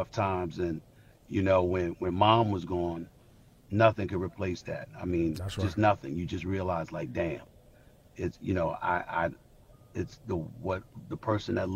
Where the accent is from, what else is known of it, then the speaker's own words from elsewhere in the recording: New York City, New York, United States; I grew up in Hollis, Queens